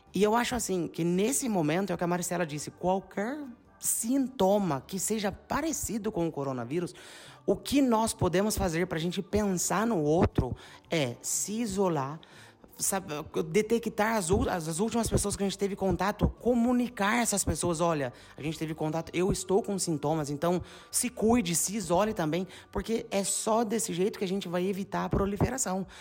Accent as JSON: {"language": "Portuguese", "town": "São João da Boa Vista", "region": "São Paulo", "country": "Brazil", "moved": "as an adult", "lives_now": "Bagnolo Cremasco, Italy", "said": "como nós somos de São João, a gente tem muitos amigos na nossa rede de contatos de São João"}